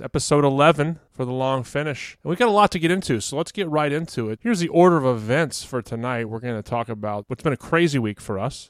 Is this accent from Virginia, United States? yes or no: yes; Fredericksburg, Virginia, United States; moved away; I'm using my hometown as an example for places that might not have some of the wines that we discussed